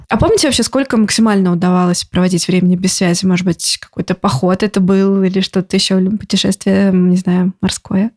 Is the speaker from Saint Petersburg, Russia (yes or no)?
yes; Saint Petersburg, Russia; я тоже из Петербурга